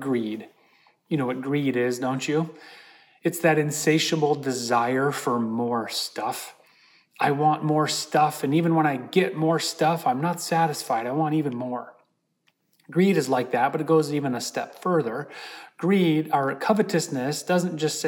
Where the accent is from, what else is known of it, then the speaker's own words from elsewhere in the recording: Holland, Michigan, United States; moved away; I was in my hometown of Holland, Michigan.